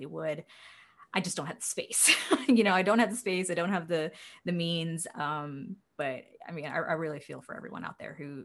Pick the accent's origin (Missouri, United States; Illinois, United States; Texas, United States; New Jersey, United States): Texas, United States; Houston; My hometown